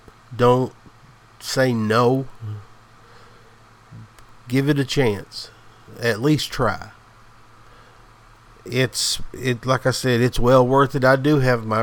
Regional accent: the South, the Appalachian Mountains, United States; I'm from the South. The Appalachian Mountains. I'm just a country boy, a hillbilly, as I always call myself

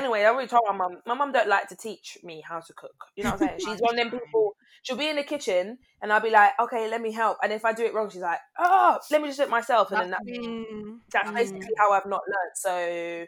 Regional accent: Barbados; we're from Barbados

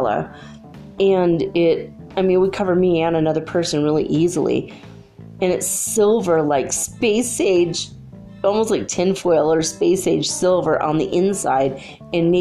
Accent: California, United States; I'm from California.

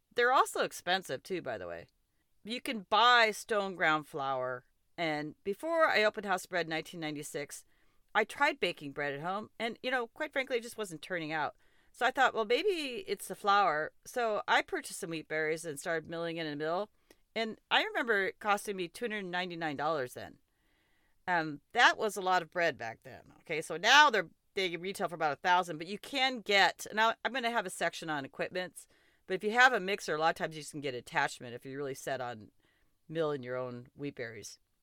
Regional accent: Montana, United States; moved away; And so I did grow up in Montana, and I am pretty partial to my home state.

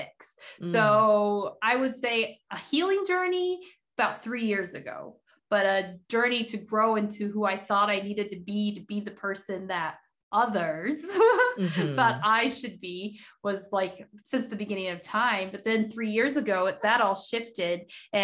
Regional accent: Nampa, Idaho, United States; English is a second language; also born or lived in Haiti; I am originally from Haiti. We moved to the States when I was 6 years old, moved to Nampa, Idaho, out of all places

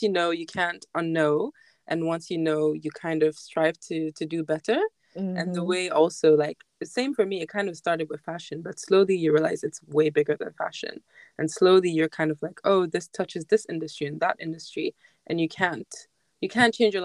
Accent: Ghana; moved away; as a Ghanaian going back home

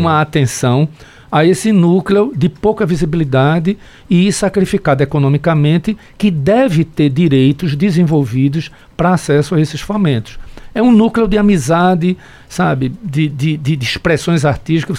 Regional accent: Carpina, Pernambuco, Brazil; also born or lived in Caruaru; eu venho da zona da Mata Norte

